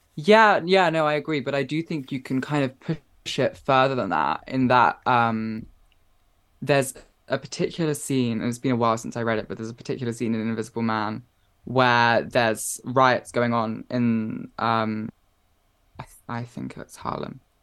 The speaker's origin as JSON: {"language": "English", "town": "Watford", "region": "East of England", "country": "United Kingdom", "tie": "born or raised there", "said": "where I grew up in Watford"}